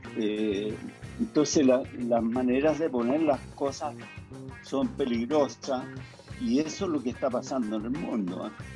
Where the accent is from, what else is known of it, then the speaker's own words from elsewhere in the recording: Chile; moved away as an adult; also born or lived in France; tengo mis raíces acá, soy chileno